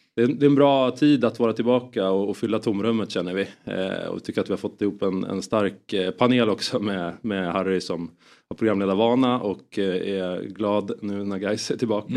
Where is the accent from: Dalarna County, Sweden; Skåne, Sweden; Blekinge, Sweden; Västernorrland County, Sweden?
Västernorrland County, Sweden; Sundsvall; jag kommer från Sundsvall